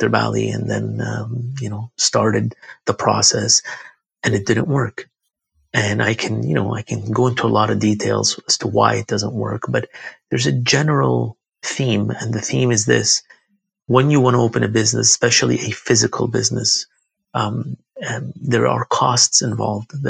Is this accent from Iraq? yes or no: yes; Baghdad, Baghdad Governorate, Iraq; born there; I was born in Baghdad, Iraq.